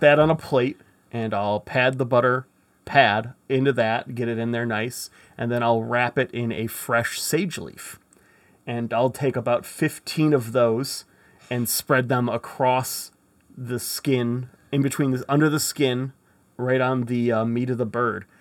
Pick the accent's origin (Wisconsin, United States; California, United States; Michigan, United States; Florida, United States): Michigan, United States; I'm from Michigan